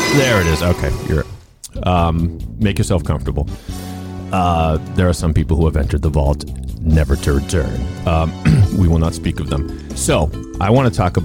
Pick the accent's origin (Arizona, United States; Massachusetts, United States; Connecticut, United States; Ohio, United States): Massachusetts, United States; Sharon; my hometown of Sharon